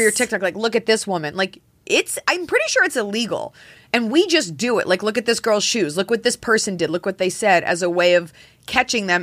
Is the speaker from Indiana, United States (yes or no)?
no; Texas, United States; moved away; in Texas, we had, like, the Texas State song that we all sang